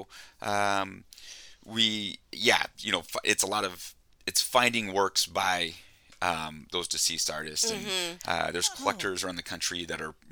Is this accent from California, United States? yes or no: no; Coeur d'Alene, Idaho, United States; moved away as an adult; also born or lived in Los Angeles; So I grew up here in Coeur d'Alene, and I moved to Los Angeles pretty much after college